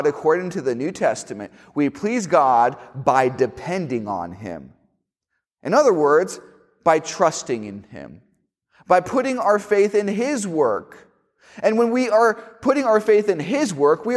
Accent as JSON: {"language": "English", "town": "Miami", "region": "Florida", "country": "United States", "tie": "born or raised there", "moved": "yes", "said": "when I was in high school, I went to a school in Miami, and I didn't say this earlier, but I am from Miami, Florida"}